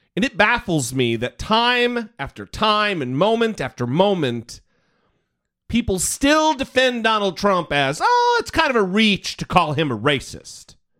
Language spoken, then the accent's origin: English; Idaho, United States; now in California, United States; I'm from Idaho.